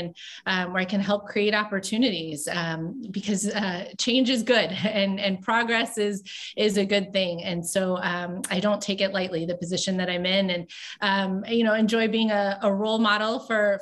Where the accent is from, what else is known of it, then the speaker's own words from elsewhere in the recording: Tampa, Florida, United States; moved away; my hometown